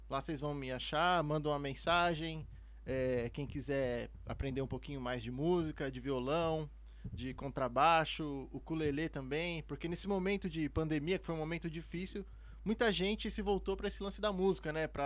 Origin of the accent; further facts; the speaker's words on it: São Paulo, Brazil; Sou aqui de São Paulo mesmo.